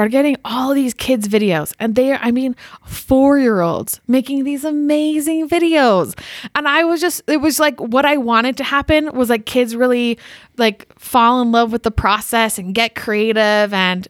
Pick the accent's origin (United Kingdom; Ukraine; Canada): Canada; Which I'm also Canadian.